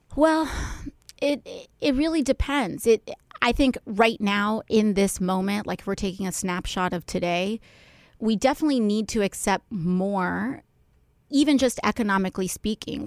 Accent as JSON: {"language": "English", "town": "New York City", "region": "New York", "country": "United States", "said": "being a New Yorker"}